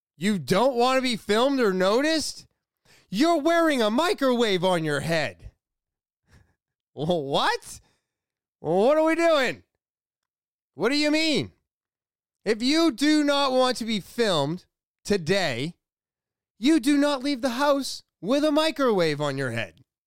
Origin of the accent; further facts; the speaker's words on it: United States; as an American